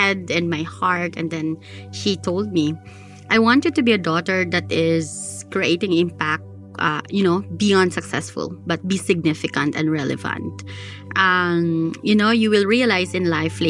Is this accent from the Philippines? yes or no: yes; Philippines; we're Filipino